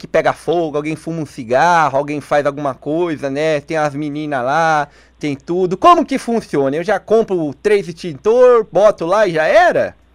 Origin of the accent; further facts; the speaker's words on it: São Paulo, Brazil; now in Curitiba, Brazil; Eu, eu sou de São Paulo, mas agora eu tô aqui em Curitiba.